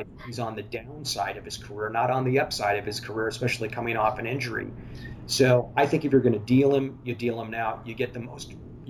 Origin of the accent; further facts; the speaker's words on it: Pacific Northwest, United States; also born or lived in Tacoma, Washington; I'm from the Pacific Northwest